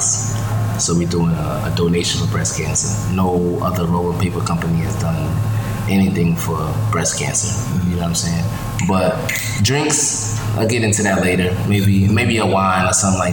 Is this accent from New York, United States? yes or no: yes; New York, United States; I'm from New York, I got New York culture